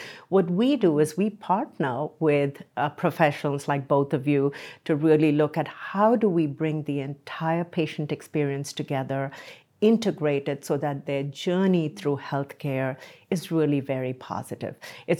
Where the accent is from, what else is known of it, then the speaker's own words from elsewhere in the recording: India; moved away as an adult; now in United States; So I came from India to this country in my late 20s, and I've just enjoyed being here.